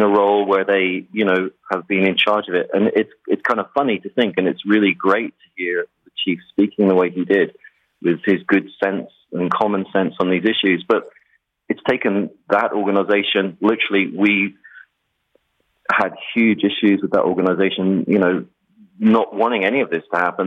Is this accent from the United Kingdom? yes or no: yes; England, United Kingdom; moved away; I'm from England